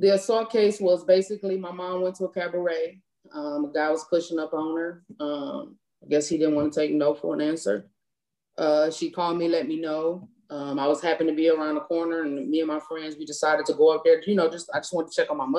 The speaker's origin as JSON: {"language": "English", "town": "Cleveland", "region": "Ohio", "country": "United States", "tie": "born or raised there", "moved": "as an adult", "said": "I'm from Cleveland, Ohio."}